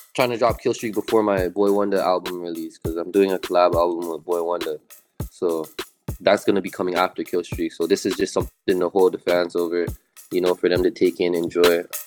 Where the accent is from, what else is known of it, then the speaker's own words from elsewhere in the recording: Toronto, Ontario, Canada; I'm from Toronto.